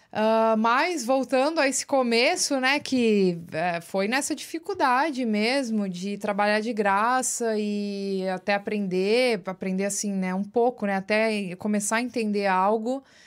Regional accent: Osasco, São Paulo, Brazil; moved away as an adult; also born or lived in Los Angeles; now in New York, United States; Eu nasci em São Paulo, na Lapa especificamente, Lapa, São Paulo. Uh, fui criada num bairro chamado Vila Airosa, que faz até parte de Osasco

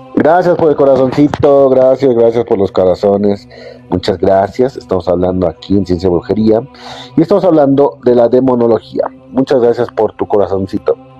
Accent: Mexico; yo soy de México

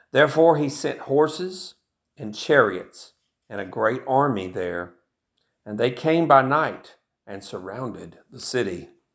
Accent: Tennessee, United States; I grew up in Tennessee, and that's where I live right now, of course, and I've lived in Tennessee most of my life

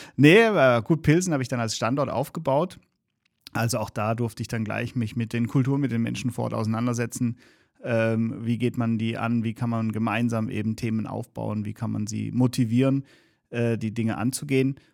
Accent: Germany; tatsächlich bin ich zwar in Deutschland geboren, aber auch einen deutschen Pass, aber beide Elternteile ähm, sind eben nicht aus Deutschland.

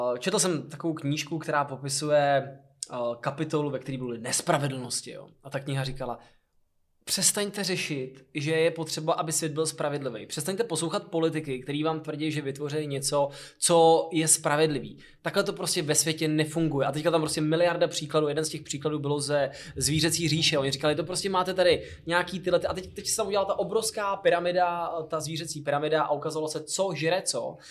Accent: Hradec Králové, Hradec Králové Region, Czechia; moved away; já jsem náplava z Hradce Králové

